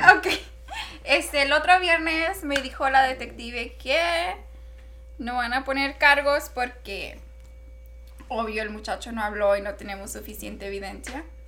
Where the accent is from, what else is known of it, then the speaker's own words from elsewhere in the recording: Culiacán, Sinaloa, Mexico; moved away; soy de Culiacán, Sinaloa, me dicen, no, eres culicha